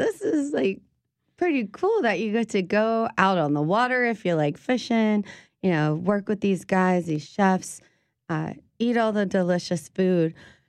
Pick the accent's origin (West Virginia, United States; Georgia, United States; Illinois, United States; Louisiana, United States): Louisiana, United States; South; growing up in South Louisiana, we're like, no, you can eat that.